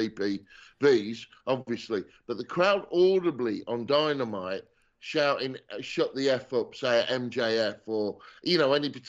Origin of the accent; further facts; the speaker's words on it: England, United Kingdom; I'm English.